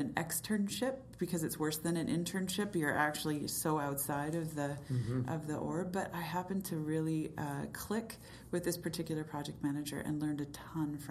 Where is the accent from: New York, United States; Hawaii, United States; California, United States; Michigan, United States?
California, United States; Southern; moved away as an adult; also born or lived in Drumheller, Alberta, Canada / Edmonton, Canada; now in Kelowna, Canada; I actually grew up in Southern California